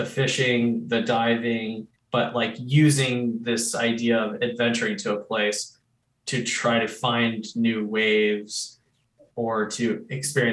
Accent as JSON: {"language": "English", "town": "Charleston", "region": "South Carolina", "country": "United States", "tie": "born or raised there", "said": "I grew up in Charleston, South Carolina. And so I've lived on the ocean my whole life"}